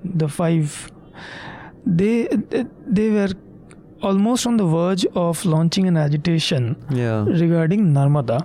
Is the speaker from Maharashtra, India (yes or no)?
no; Kolkata, West Bengal, India; I have been born and brought up in Calcutta